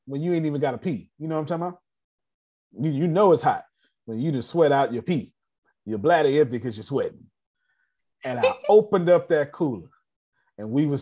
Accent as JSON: {"language": "English", "region": "the South", "country": "United States", "said": "I'm from the South"}